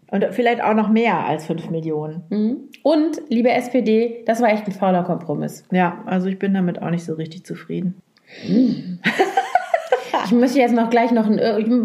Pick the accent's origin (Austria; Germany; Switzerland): Germany; Lower Saxony